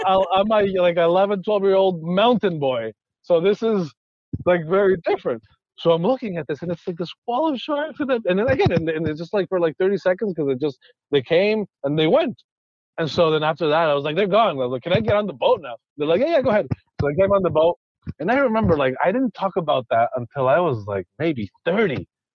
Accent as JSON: {"language": "English", "region": "Andes", "country": "Ecuador", "tie": "born or raised there", "said": "so I grew up in Ecuador, so I grew up in the middle of the Andes. I would see cloud forests all the time, and it didn't click."}